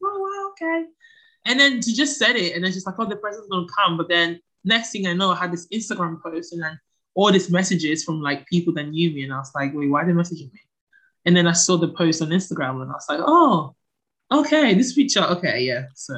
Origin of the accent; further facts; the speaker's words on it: Palermo, Sicily, Italy; also born or lived in Ghana / Ancona; Okay, so I was born in Palermo, in Italy. My parents are both from Ghana.